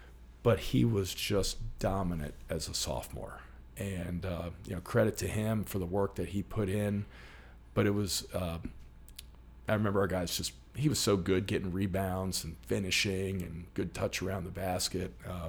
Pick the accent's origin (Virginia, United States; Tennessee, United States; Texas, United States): Virginia, United States; Richmond; So I was born here in Richmond. Lived here basically my whole life, and went to St. Chris for 13 years.